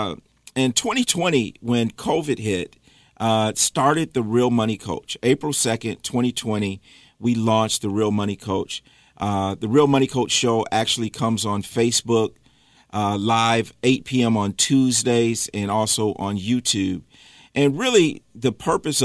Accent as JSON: {"language": "English", "region": "Michigan", "country": "United States", "tie": "born or raised there", "moved": "as an adult", "lives_now": "Charlotte, United States", "said": "I am from Michigan. I grew up in Michigan, moved to Charlotte in 2014 with my family"}